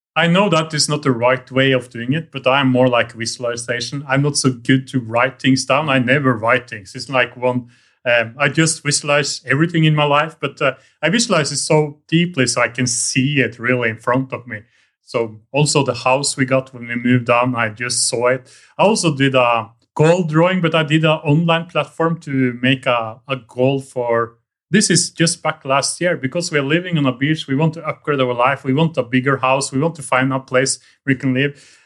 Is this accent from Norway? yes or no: yes; Norway; moved away as an adult; now in Vietnam; I'm from Norway